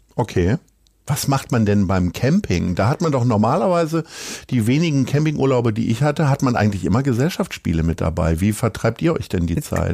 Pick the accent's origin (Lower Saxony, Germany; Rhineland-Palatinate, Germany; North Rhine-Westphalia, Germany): Lower Saxony, Germany; Hanover; moved away; also born or lived in Niendorf, Hamburg; ich bin Hannoveraner